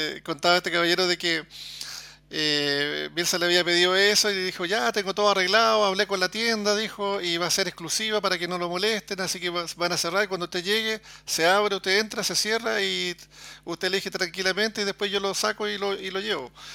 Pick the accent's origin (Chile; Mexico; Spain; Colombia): Chile; yo soy chileno